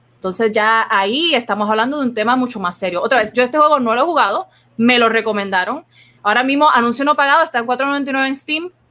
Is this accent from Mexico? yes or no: no; Puerto Rico